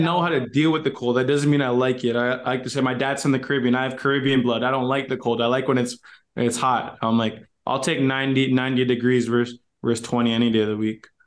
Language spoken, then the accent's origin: English; Canada; for me being Canadian